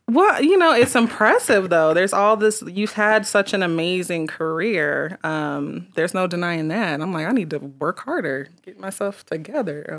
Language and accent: English; Colorado Springs, Colorado, United States; I was born in Colorado Springs